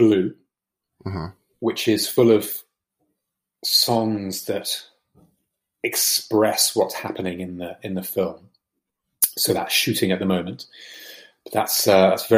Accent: United Kingdom; as Brits, we look towards America

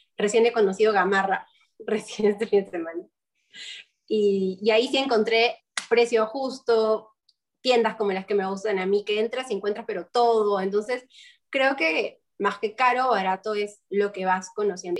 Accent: Peru; moved away as an adult; also born or lived in Lima, Peru; now in Kenya; vengo de Perú

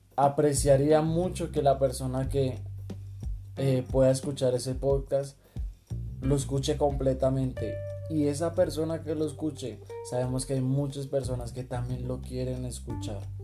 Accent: Colombia; somos colombianos

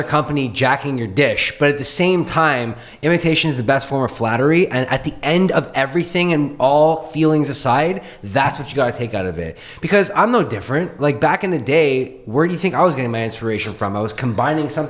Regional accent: Canada

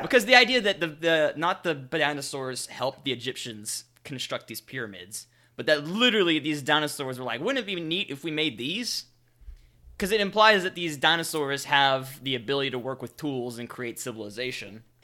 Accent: the South, United States; I'm from the South.

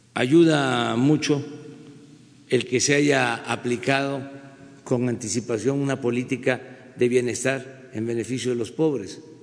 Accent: Mexico

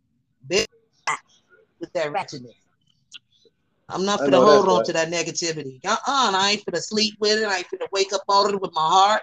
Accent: Chicago, Illinois, United States; moved away; also born or lived in Minneapolis, Minnesota; Growing up in Chicago

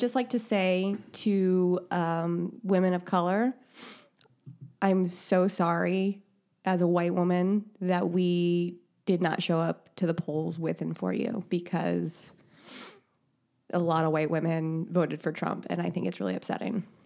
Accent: Indiana, United States; I'm from Indiana.

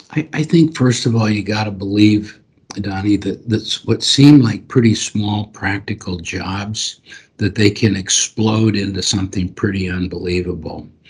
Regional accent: Nebraska, United States; I'm from Nebraska

